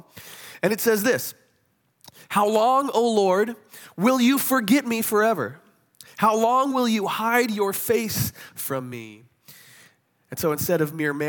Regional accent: Kansas City, United States; They're my hometown football team

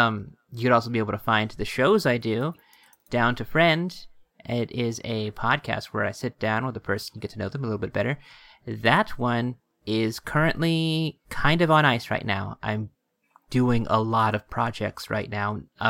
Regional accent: United States; we are American

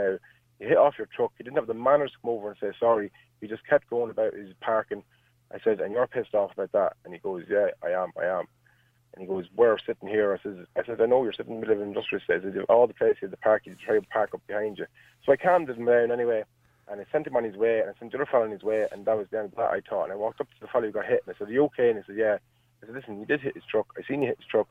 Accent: outside Navan, Leinster, Ireland; also born or lived in Dublin; I'm from outside Navan.

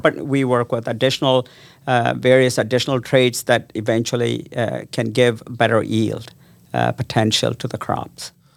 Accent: South India, India; moved away as an adult; also born or lived in Las Cruces, New Mexico, United States; now in Ames, United States; I grew up in South India

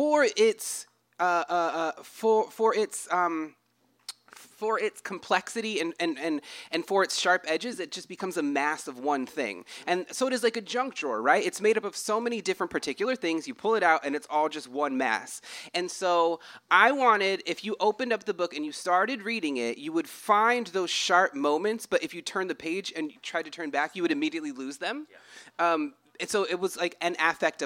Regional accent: United States; I'm from an Indian reservation

